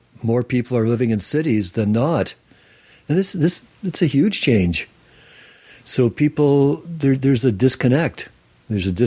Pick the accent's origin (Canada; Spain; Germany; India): Canada; Sarnia, Ontario; now in Salt Spring Island, Canada; I was born in Sarnia, Ontario, the Chemical Valley